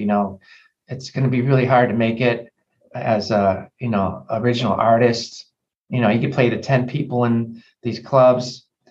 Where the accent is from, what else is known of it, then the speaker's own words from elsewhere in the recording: Chicago, Illinois, United States; growing up in Chicago